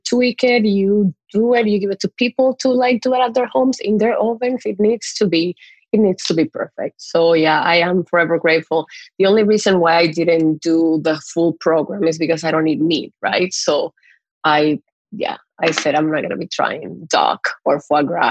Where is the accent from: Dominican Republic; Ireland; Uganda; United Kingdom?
Dominican Republic; moved away as an adult; also born or lived in Montreal, Canada / Mexico City, Mexico; now in Toronto, Canada; growing up in Dominican